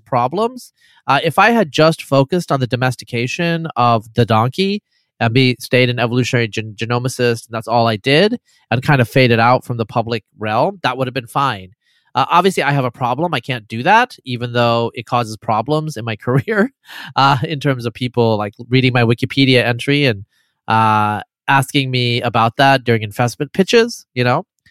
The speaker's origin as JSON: {"language": "English", "region": "Eastern Oregon", "country": "United States", "tie": "born or raised there", "said": "grew up in Eastern Oregon as a brown-skinned person"}